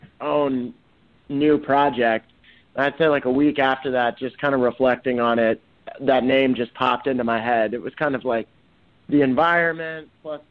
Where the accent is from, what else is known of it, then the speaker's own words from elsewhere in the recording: Memphis, Tennessee, United States; now in Nashville, United States; I'm from Memphis originally